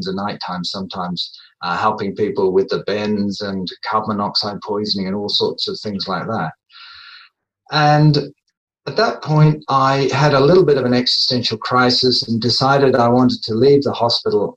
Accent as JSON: {"language": "English", "region": "England", "country": "United Kingdom", "moved": "yes", "said": "I'm originally from England, so I trained in England at one of the English universities"}